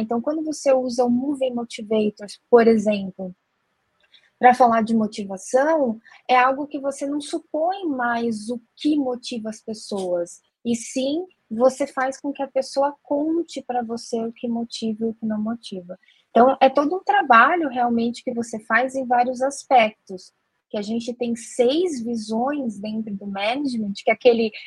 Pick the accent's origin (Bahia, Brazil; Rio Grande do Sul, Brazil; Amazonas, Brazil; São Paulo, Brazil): São Paulo, Brazil; Jundiaí; Eu sou de Jundiaí, interior de São Paulo